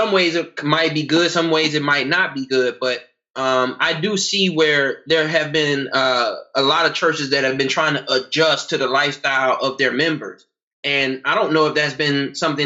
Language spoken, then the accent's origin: English; United States; also born or lived in North Carolina / South Carolina; I'm from North Carolina and South Carolina. I grew up there